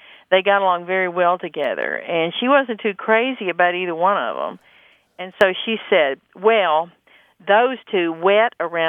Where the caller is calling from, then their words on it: Fort Worth, Texas, United States; from Fort Worth, Texas.